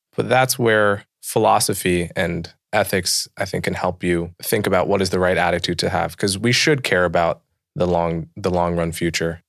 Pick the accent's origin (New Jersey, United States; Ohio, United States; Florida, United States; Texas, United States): New Jersey, United States; Livingston; also born or lived in New York City; I grew up in and around New York City